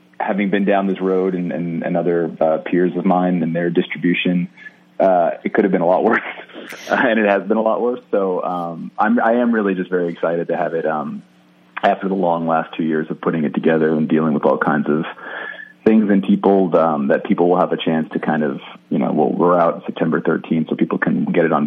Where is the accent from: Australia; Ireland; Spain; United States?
United States; Jersey City, New Jersey; I'm from Jersey City originally, which is like right outside New York City